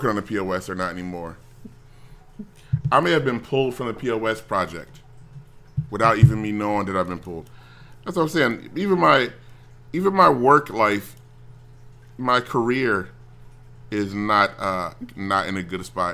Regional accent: United States; As an American

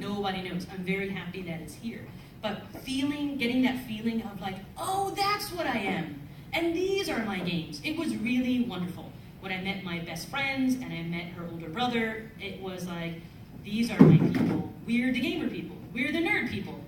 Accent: New York City, New York, United States; also born or lived in the Bronx; I'm from the Bronx. I went to school in the South Bronx. I grew up in Spanish Harlem in Manhattan

